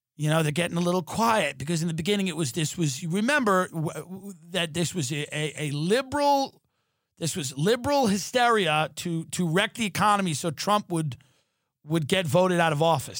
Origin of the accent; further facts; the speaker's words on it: New York, United States; moved away as an adult; now in Los Angeles, United States; as a New Yorker, as a guy that grew up in New York